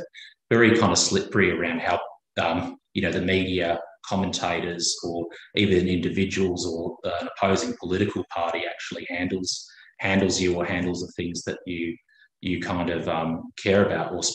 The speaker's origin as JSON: {"language": "English", "country": "Papua New Guinea", "tie": "born or raised there", "also_born_or_lived": "Brisbane, Australia / Canberra, Australia", "moved": "yes", "lives_now": "Queensland, Australia", "said": "I was born in Papua New Guinea, although I'm not Indigenous Australian"}